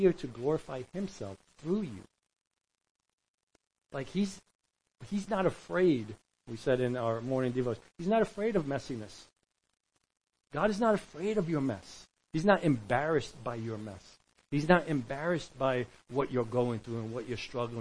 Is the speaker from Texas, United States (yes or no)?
no; New York, United States; We're from New York